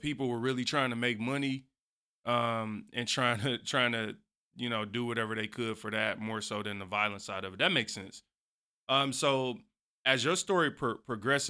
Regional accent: Detroit, Michigan, United States; growing up in Detroit, you know, I always say, like, Detroit, man, it's a rough place

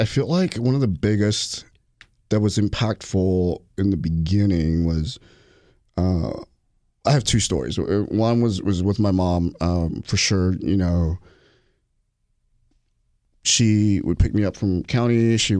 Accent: Lufkin, Texas, United States; I hated growing up in East Texas

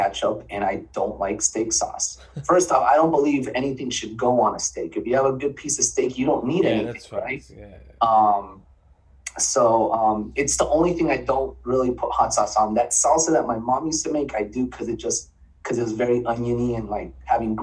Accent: Miami, Florida, United States; now in Central Florida, United States; I'm born and raised in Miami

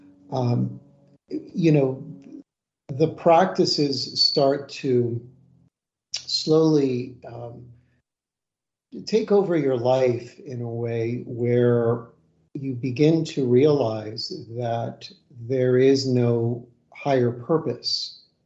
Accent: United States; as a American and practitioner here in the West

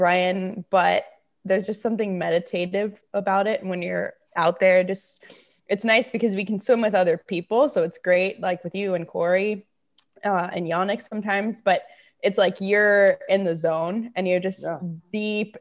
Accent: Florida, United States; now in Austin, United States; I am from Florida

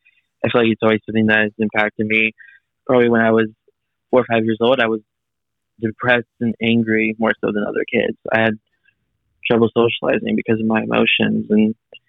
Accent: California, United States; I am recording here from California with you, and I am 24 years old. I've been here my entire life

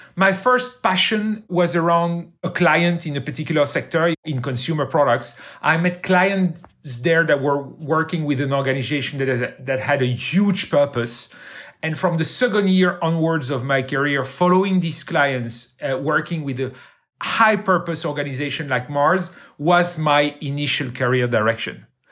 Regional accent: Brussels, Brussels-Capital Region, Belgium; I grew up in Brussels. I went to high school in Brussels, and I went to university in Brussels

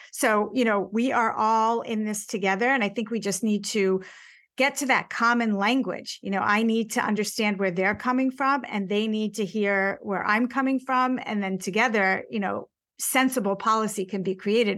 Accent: United States; as an American

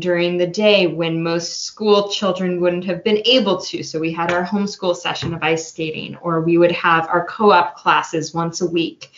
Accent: Santa Rosa, California, United States; I grew up here in Santa Rosa

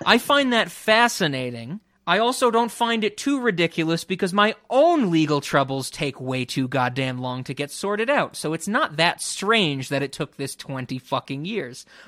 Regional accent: New York City, New York, United States; someone who grew up in the Bronx

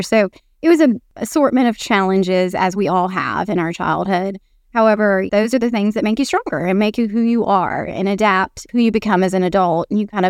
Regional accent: Texas, United States; Yeah, so I'm a Texan.

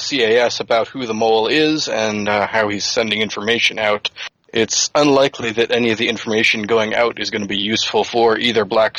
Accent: Charleston, South Carolina, United States; moved away; I grew up in Charleston.

